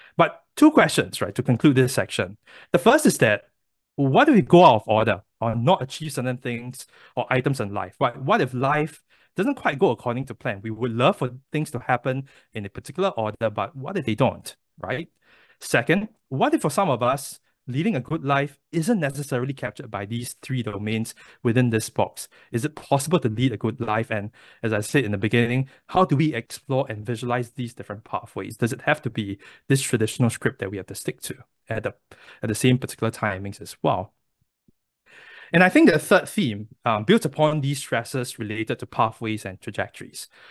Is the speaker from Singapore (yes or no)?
yes; Singapore; moved away as an adult; now in United States; I was born and raised in Singapore